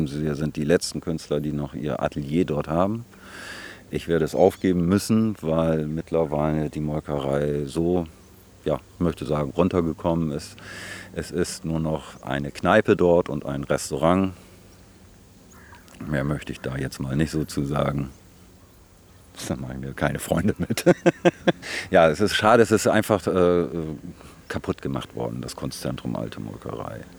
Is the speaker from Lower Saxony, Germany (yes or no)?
yes; Worpswede, Lower Saxony, Germany; Worpswede ist definitiv meine Heimat. Also die Wurzeln sind hier. Die Familie ist schon sehr lange hier verwurzelt. Auch wenn ich früher mir die Welt angeschaut habe ein bisschen. Bobswede ist immer Heimat gewesen, auf jeden Fall.